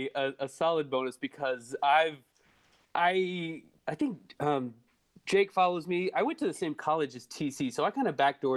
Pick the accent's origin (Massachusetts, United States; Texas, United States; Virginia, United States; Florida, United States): Texas, United States; Dallas; moved away as an adult; also born or lived in Lubbock, Texas; now in Washington, D.C., United States; I'm from Dallas. Yeah, I'm from Dallas originally. It's Lubbock technically, but then high school and college in Dallas. I live out in DC now.